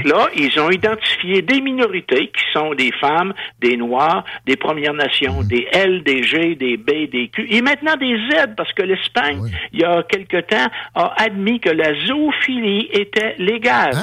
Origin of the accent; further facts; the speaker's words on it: Giffard, Quebec, Canada; j'ai été élevé à Giffard, pas loin de l'hôpital Saint-Michel-Archange